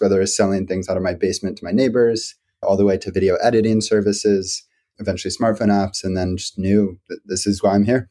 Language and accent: English; D.C., District of Columbia, United States; I grew up outside of Washington, D.C., into an entrepreneurial family